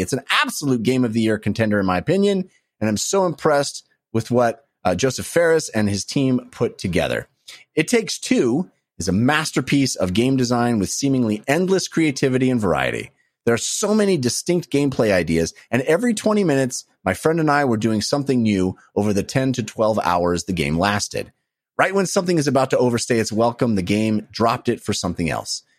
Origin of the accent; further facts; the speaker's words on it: Bay Area, California, United States; growing up in the Bay Area